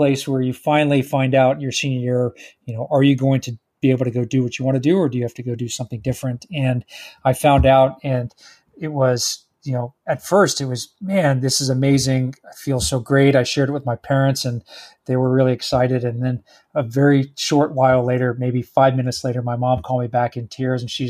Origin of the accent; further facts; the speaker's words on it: Texas, United States; I born and raised in Texas